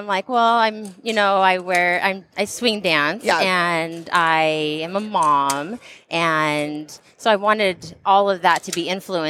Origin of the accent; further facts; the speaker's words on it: Southern California, United States; I grew up in Southern California, and it's not the most gun-friendly of states.